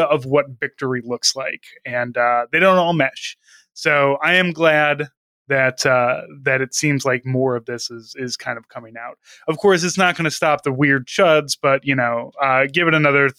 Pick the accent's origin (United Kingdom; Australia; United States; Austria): United States; St. Louis, Missouri; also born or lived in Ferguson; I'm from St. Louis. The fucking original brewery is like 4 miles from my house